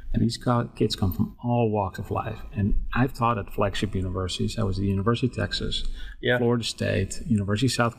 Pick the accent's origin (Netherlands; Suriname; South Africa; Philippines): Netherlands; English is a second language; moved away as an adult; now in Dallas-Fort Worth, United States; I was born and raised in the Netherlands. I came to the States when I was 25.